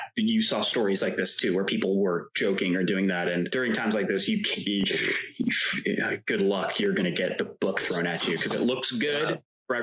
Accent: New Jersey, United States; born or raised there

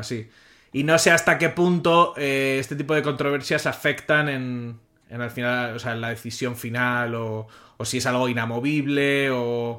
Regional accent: Spain; Como español

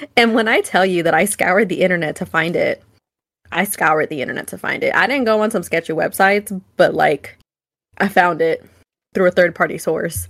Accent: Vacaville, California, United States; I grew up in Vacaville

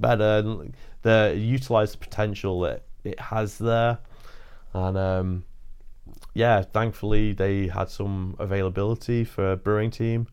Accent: Chester, North West England, United Kingdom; now in Bradford, United Kingdom; Chester. I live in Bradford now

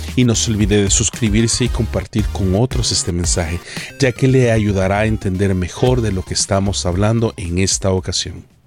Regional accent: El Salvador; en El Salvador, mi tierra natal

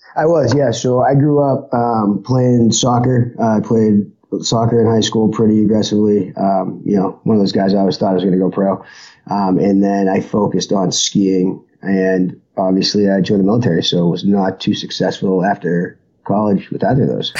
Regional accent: Boston, Massachusetts, United States; moved away; I was born in Boston, Massachusetts, which is uh, why I came back. You know, family is still here.

